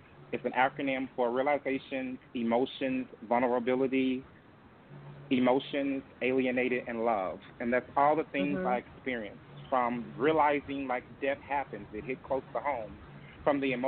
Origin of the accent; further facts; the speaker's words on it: Tennessee, United States; moved away; back in my hometown and in Tennessee